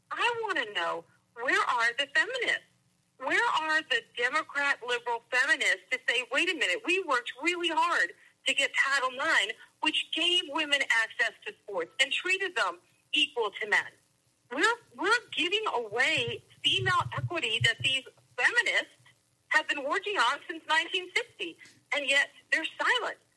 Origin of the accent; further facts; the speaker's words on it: United States; I don't care. I'm, a, I'm an American.